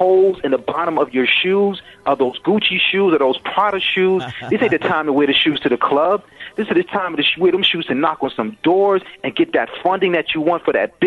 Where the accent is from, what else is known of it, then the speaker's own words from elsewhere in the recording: New York City, New York, United States; I'm from the Bronx.